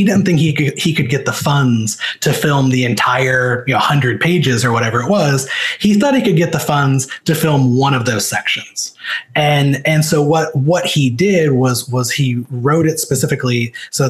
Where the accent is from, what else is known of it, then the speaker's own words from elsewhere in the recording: Missouri, United States; moved away; I'm from Missouri, which Missouri feels like it's about a billion miles away from Hollywood